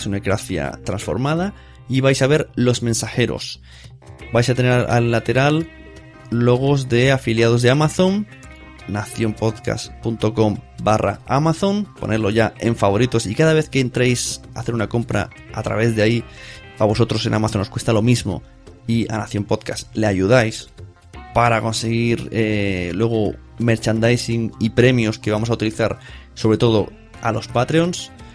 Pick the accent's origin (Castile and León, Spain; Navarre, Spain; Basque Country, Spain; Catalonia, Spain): Catalonia, Spain; Palau-solità i Plegamans; en mi pueblo, en Palado de Plegamans